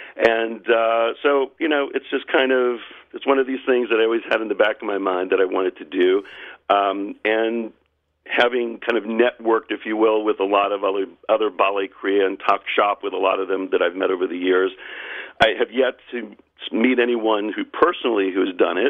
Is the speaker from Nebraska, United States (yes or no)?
no; Charleston, South Carolina, United States; I've leaned in Charleston, South Carolina, my hometown